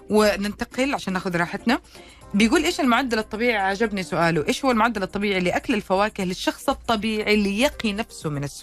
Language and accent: Arabic; Ha'il, Ha'il Province, Saudi Arabia; من حايل.